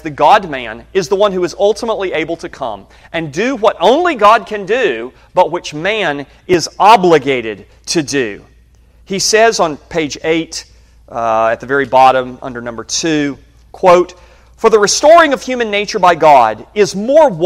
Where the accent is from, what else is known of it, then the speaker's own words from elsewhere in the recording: Birmingham, Alabama, United States; I was born in Birmingham, Alabama